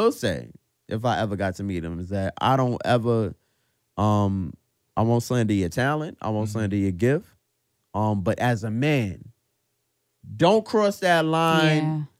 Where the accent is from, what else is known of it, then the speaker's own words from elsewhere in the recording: New York City, New York, United States; we're from Brooklyn